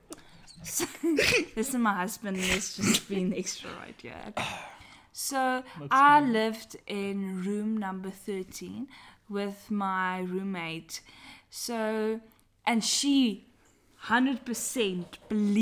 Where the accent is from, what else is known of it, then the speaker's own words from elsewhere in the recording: South Africa; accent: Afrikaans English; I'm from South Africa and I'm very Afrikaans.